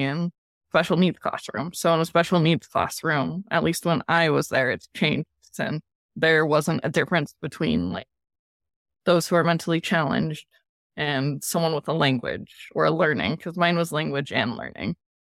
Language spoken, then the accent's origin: English; Colorado, United States; also born or lived in Bakersfield, California / Florida; majority of my life has now been in Colorado